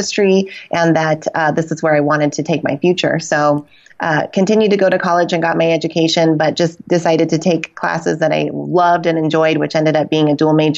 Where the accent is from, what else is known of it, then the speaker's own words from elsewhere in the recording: Reno, Nevada, United States; Reno, Nevada, which is my hometown